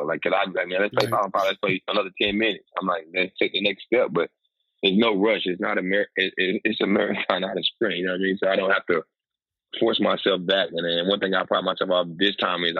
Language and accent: English; Raleigh, North Carolina, United States; moved away as an adult; now in Washington, DC, United States; North Carolina in my hometown in Raleigh